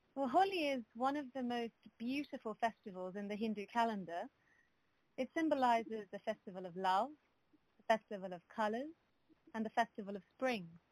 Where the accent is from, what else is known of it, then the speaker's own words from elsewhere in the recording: London, United Kingdom; I was born in London